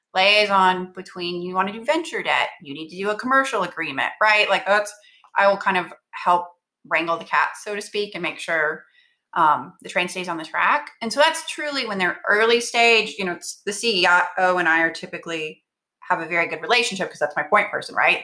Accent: Texas, United States; moved away as an adult; now in Bay Area, United States; I'm from Texas, at a firm in Texas, in Austin

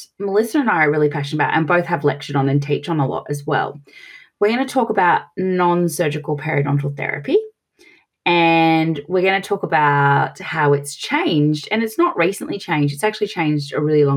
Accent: Australia; accent: Australian; as you can tell from my piercing accent, I'm from Australia

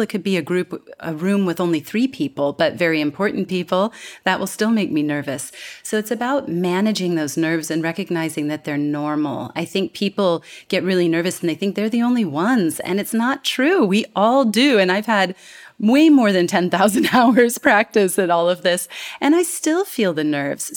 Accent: California, United States; moved away as an adult; now in Singapore; my hometown in California

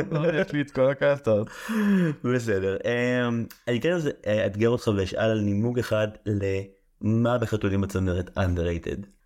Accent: Haifa, Haifa District, Israel; אתה יודע, בתור חיפאי, גבעתיים זה הדבר הכי קרוב לזה.

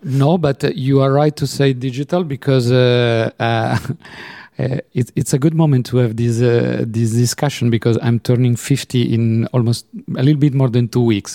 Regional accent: Turin, Piedmont, Italy; now in Geneva, Switzerland; I was born in Torino, Turin

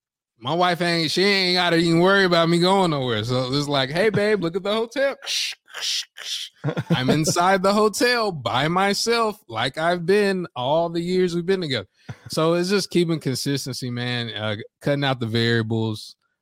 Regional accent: the South, United States; And I'm from the South, so I'm used to it.

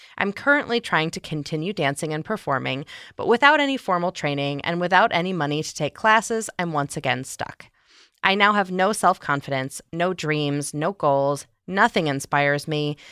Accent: outside Chicago, Illinois, United States; accent: Midwestern; I'm from outside Chicago

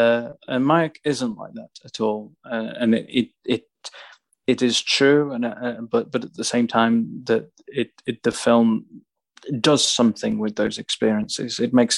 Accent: Staffordshire Moorlands, West Midlands, United Kingdom; moved away; also born or lived in Stoke-on-Trent / Warsaw; I was born in Stoke, so right. But I grew up in the Staffordshire Moorlands

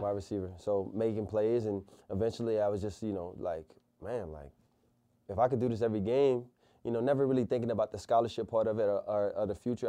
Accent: Convent, Louisiana, United States; coming up in, um, Louisiana, small country town, Convent, Louisiana

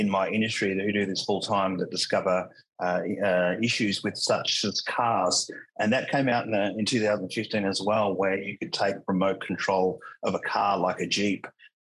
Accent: Australia; accent: Australian; I'm Australian, by the way, accent wise

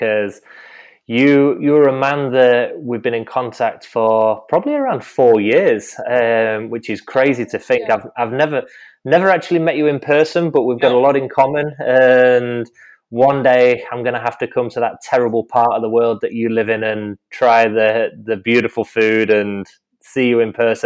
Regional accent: the north of England, United Kingdom; accent: northern; In my northern accent from northern England

